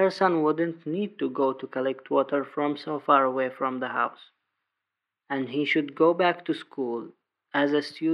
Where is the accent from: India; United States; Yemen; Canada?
Yemen; Taiz, Taiz Governorate; from Taiz